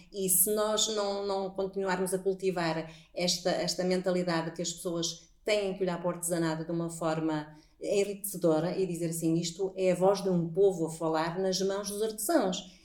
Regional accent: Póvoa de Varzim, North, Portugal; accent: northern (pronúncia do norte); dizem que nós temos uma pronúncia do norte

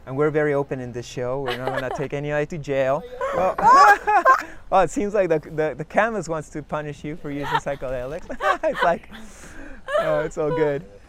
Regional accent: Lima, Peru; also born or lived in Canada; We're, we're both from Lima

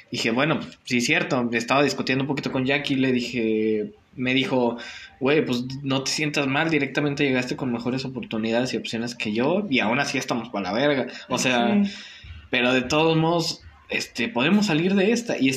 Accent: Mexico; Como buen mexicano.

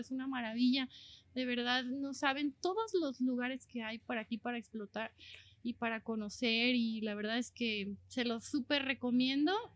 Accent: Mexico; jamás había salido de, de México

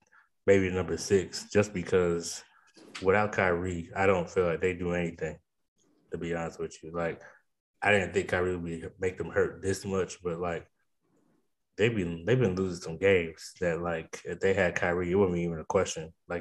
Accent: Charlotte, North Carolina, United States; And me growing up in Charlotte for a little bit, it's just like finally like Hornets are back.

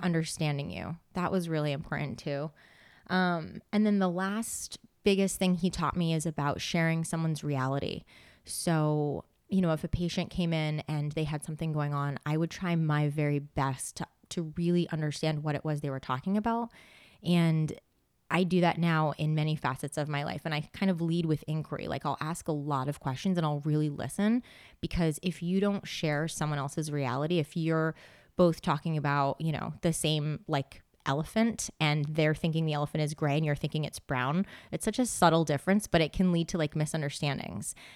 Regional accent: West Greenwich, Rhode Island, United States; moved away as an adult; also born or lived in San Diego / Seattle / South Korea / Phnom Penh; now in Boston, United States; I grew up in Rhode Island, very small town

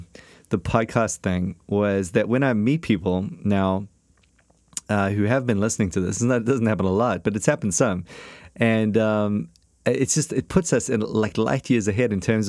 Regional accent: Australia; accent: Australian; The blokes over in Oz like my Australian accent.

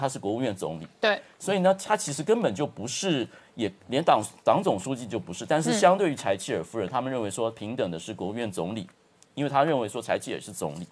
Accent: Taiwan; 在我们台湾这边

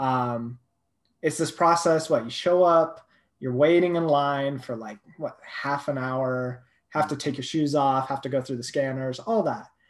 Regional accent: Thousand Oaks, California, United States; moved away as an adult; also born or lived in Boulder, Colorado; now in Colorado, United States; That's where I'm from. Um, so I was raised there

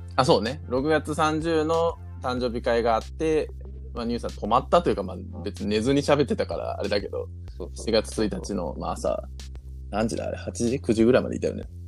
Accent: Ozu, Ehime, Japan; now in Okayama, Japan; 大津まで帰り、で、まあうちの実家にね、泊まって

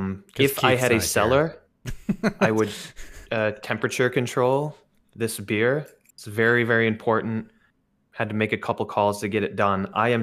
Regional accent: Milwaukee, Wisconsin, United States; now in Japan; I live in Japan. I'm from Milwaukee.

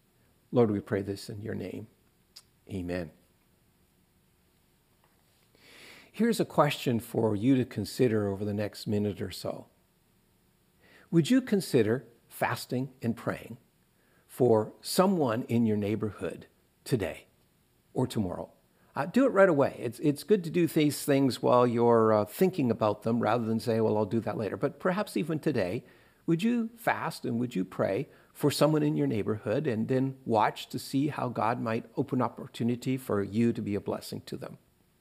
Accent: Eastern Canada, Canada; where I grew up in Eastern Canada, we only ate fish on Fridays.

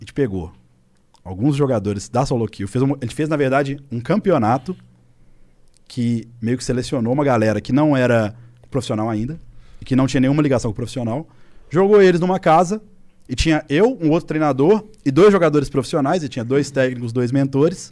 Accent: Belo Horizonte, Minas Gerais, Brazil; em BH, minha cidade natal

